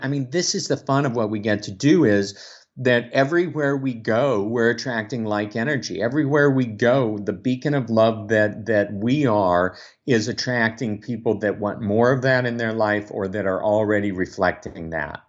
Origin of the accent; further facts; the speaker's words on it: Omaha, Nebraska, United States; born and raised in Omaha, Nebraska